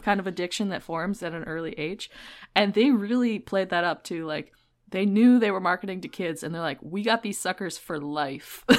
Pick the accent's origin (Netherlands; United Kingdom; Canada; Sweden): Canada; I'm Canadian, and in Canada, we have, like, scholastic book fairs